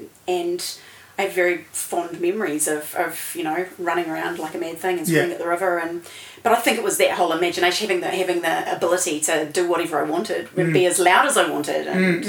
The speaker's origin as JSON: {"language": "English", "town": "Feilding", "region": "Manawatū-Whanganui", "country": "New Zealand", "tie": "born or raised there", "moved": "yes", "lives_now": "Wellington, New Zealand", "said": "I grew up in Friendly Feilding."}